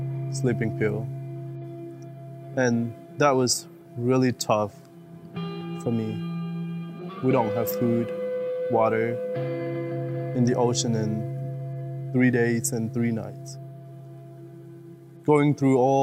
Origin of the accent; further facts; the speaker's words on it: Chin State, Myanmar; now in United States; growing up in Burma under dictatorship military